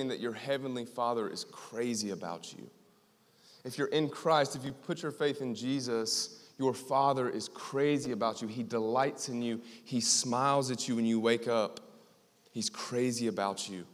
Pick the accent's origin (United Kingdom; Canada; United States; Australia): United States; Greenville, South Carolina; I am from Greenville, South Carolina